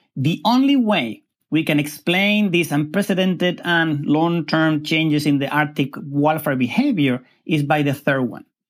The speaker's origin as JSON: {"language": "English", "country": "Spain", "moved": "yes", "said": "I come from Spain"}